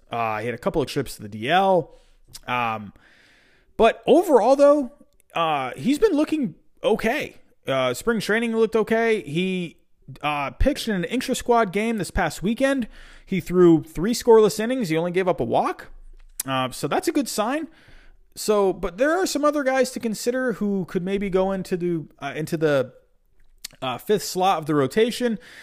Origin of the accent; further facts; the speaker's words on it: Massachusetts, United States; also born or lived in England; I was born in England. I moved to Massachusetts when I was seven years old.